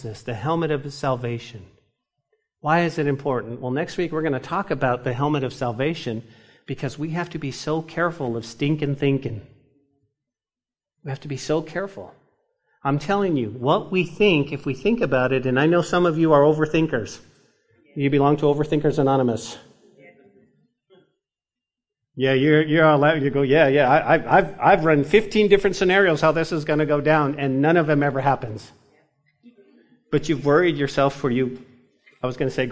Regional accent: New Mexico, United States; grew up in New Mexico, in the mountains, in trout fishing

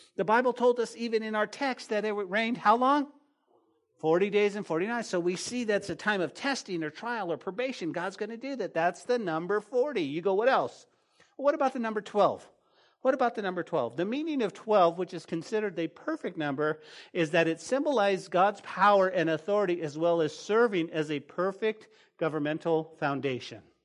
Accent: New Mexico, United States; now in Lubbock, United States; Growing up in New Mexico

